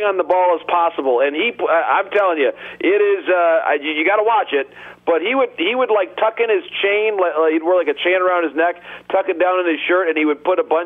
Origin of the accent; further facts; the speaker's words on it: Michigan, United States; my home state